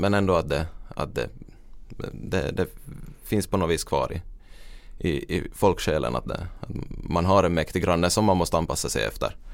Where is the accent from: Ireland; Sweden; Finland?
Finland